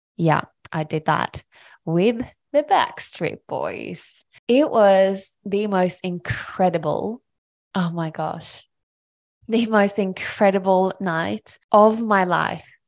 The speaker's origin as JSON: {"language": "English", "country": "Sweden", "tie": "born or raised there", "moved": "as an adult", "lives_now": "Australia", "said": "I am a small country girl from Sweden. I grew up in Sweden and I moved to Australia on my own when I was eighteen years old"}